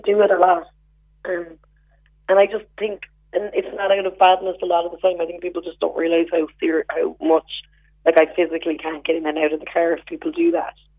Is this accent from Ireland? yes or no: yes; West Cork, Munster, Ireland; I'm from West Cork